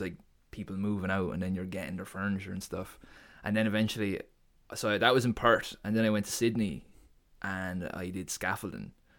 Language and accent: English; Portarlington, Laois, Ireland; moved away as an adult; also born or lived in Waterford; I'm from Port Arlington, in Leash